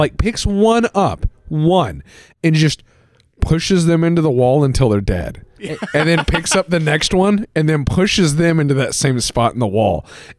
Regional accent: United States; we as an American

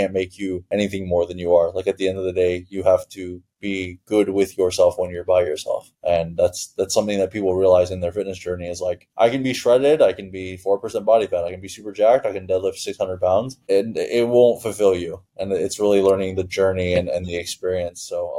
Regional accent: Toronto, Ontario, Canada; also born or lived in Iran; So I'm born in Iran. I grew up in Toronto for a period of time.

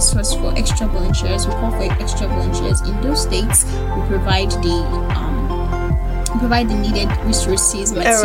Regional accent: Ibadan, Oyo, Nigeria; I'm an Ibadan girl. I'm not from Ibadan, but I was born and bred here, and I'm schooling here.

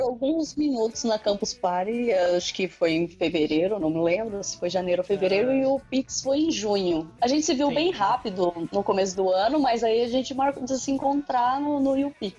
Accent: Brazil; accent: caipira (rolled R, from the countryside); eu sou bem da roça, né? Eu moro distante de São Paulo, puxo o R bem

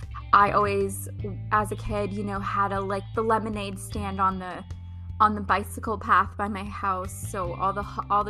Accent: Ottawa, Ontario, Canada; now in Arizona, United States; I'm originally from Ottawa, Canada, which is the capital of Canada.

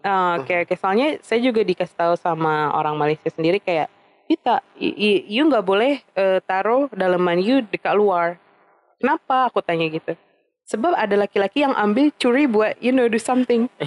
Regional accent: Indonesia; gue dari Indonesia juga

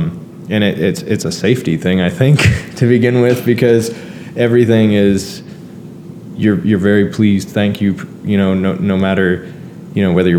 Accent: Brampton, Ontario, Canada; born there; I essentially was given a fresh start here in Canada, because, again, I was born in Brampton.

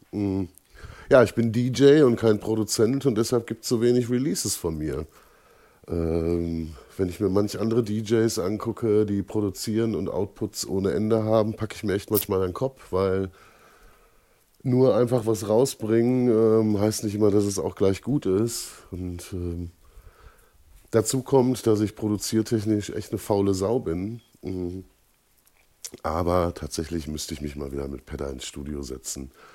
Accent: Holzwickede, North Rhine-Westphalia, Germany; Ich komme aus Holzwickede, das liegt zwischen Dortmund und Unna

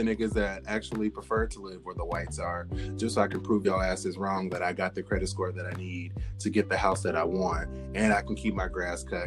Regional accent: Portland, Oregon, United States; moved away; I'm from Portland, Oregon

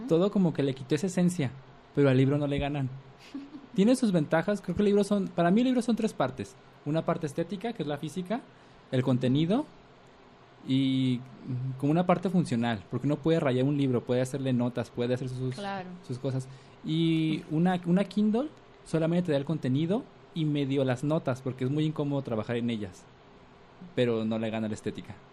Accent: Mexico; nos pensamos como mexicanos

